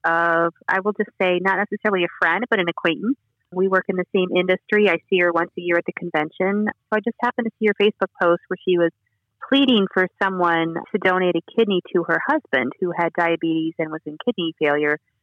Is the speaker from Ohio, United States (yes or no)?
yes; Toledo, Ohio, United States; also born or lived in Newark, Ohio; I was born and raised up in the Toledo, Ohio area